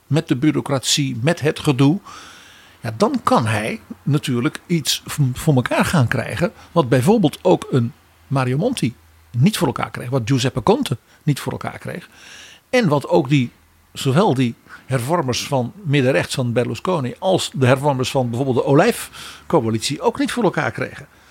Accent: Netherlands; als Nederlanders

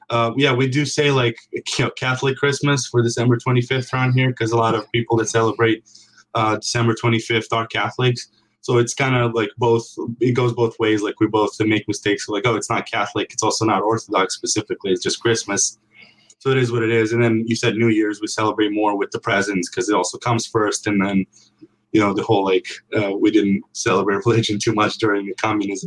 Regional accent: Serbia; now in United States

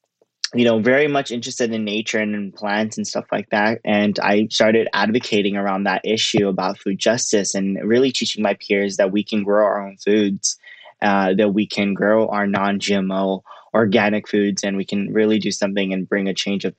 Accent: Los Angeles, California, United States; I'm from South Central Los Angeles

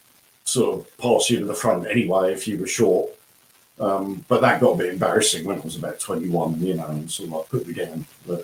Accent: South East England, United Kingdom; born there; also born or lived in Norwich; I was born in Surrey, excuse me, and then we moved about a lot as a kid.

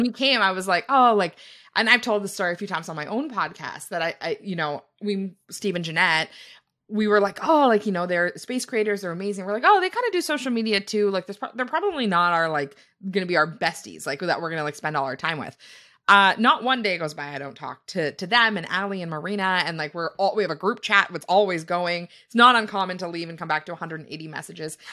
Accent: Canada; we are from Canada

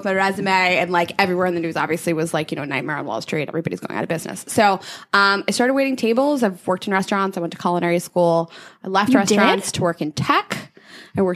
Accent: Pittsburgh, Pennsylvania, United States; moved away as an adult; also born or lived in Indiana; now in New York, United States; I grew up in Pittsburgh. I moved here after college. I went to college at Indiana University.

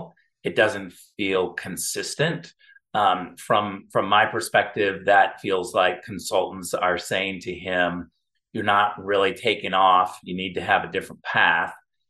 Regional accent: California, United States; When I see that as a Californian, it's so obvious to me what's happening in California.

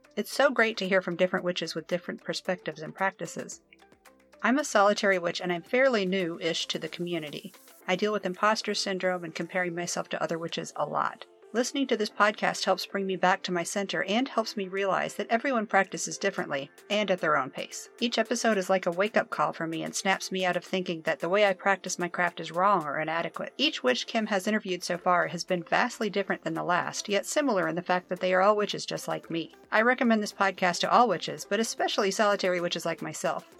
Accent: Virginia, United States; I'm from Virginia.

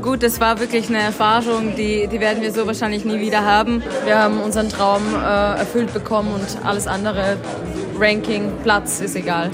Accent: Schladming, Styria, Austria; moved away as an adult; now in Eberstalzell, Austria; ich komme ursprünglich aus Schladming, aus der Steiermark.

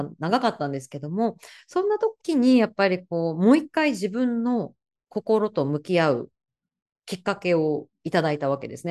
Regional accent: Kanazawa, Ishikawa, Japan; now in New York, United States; 私は石川県金沢市出身なので

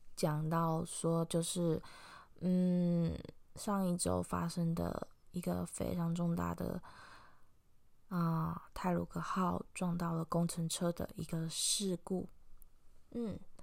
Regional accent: Taiwan; moved away; 我们家的老家其实也是属于在 东北部那一带。就是，其实我阿妈家的后面就是，就直接就是铁道，所以我几乎小时候就是听着火车声音长大的。那也是，呃，过一条马路外面就是会有太，可以看得到太平洋的一个非常，我觉得很棒的一个，一个环境

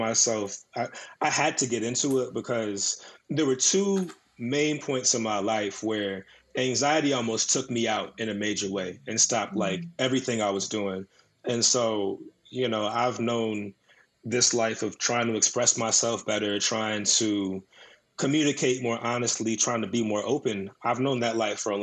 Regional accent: Woodbridge, Virginia, United States; I'm from Woodbridge, Virginia. It's like an hour south of D.C.

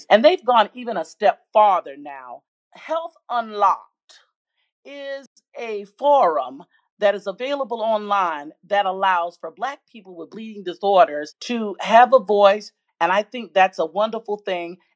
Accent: South Carolina, United States; I first want to give you just a little background about me and where I'm from. I was born and reared in the Pee Dee and the low country of South Carolina.

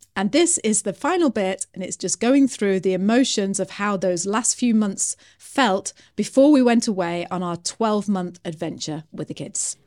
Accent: United Kingdom; me being British

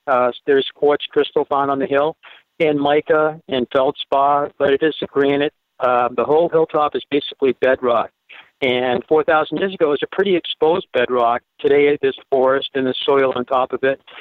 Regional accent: Derry, New Hampshire, United States; also born or lived in Vermont; I was surrounded by farms when I grew up in Derry, New Hampshire

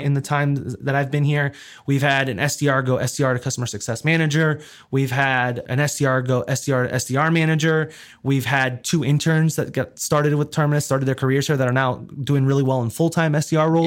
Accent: South Florida, United States; moved away as an adult; also born or lived in New York City / Georgia; I grew up in South Florida, so spent the majority of my adolescence there

